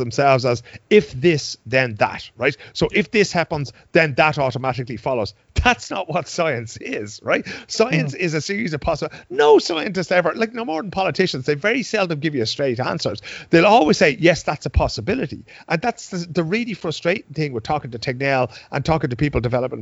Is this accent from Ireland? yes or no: yes; Dublin, Leinster, Ireland; moved away as an adult; now in Sweden; I've lived here for 21 years. I know the Swedes better than they know themselves, right? I grew up in Dublin